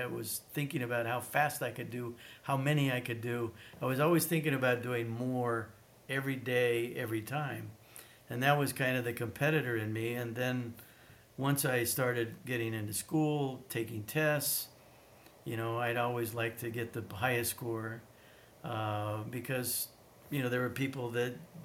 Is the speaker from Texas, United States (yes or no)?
no; Wyoming, United States; moved away; also born or lived in Europe / Australia; I was kind of a unicorn in the state of Wyoming growing up